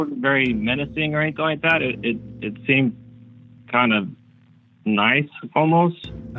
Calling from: Florida, United States; Calling from Florida.

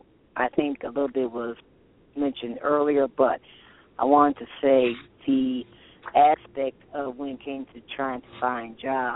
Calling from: Toledo, Ohio, United States; I'm calling from Toledo, Ohio.

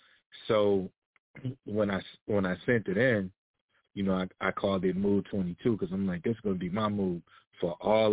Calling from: Atlanta, Georgia, United States; I'm actually calling from Atlanta, Georgia.

